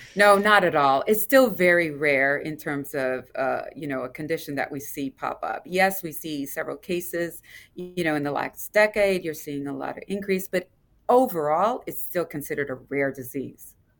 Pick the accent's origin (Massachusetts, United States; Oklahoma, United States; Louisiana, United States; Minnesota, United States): Louisiana, United States; moved away; I come from Louisiana, L S U